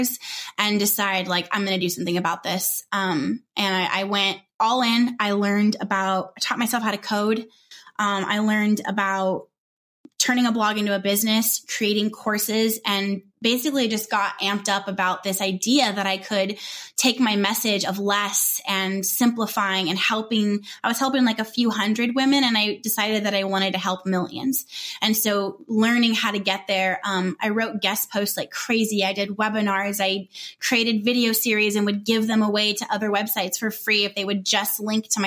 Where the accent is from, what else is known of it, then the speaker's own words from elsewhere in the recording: Southern California, United States; moved away as an adult; also born or lived in Northwest Arkansas; So we're from Southern California and we were moved to Northwest Arkansas